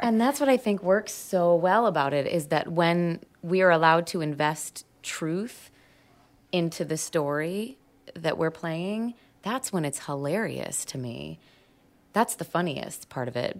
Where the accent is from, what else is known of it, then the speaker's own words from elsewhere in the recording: United States; I'm American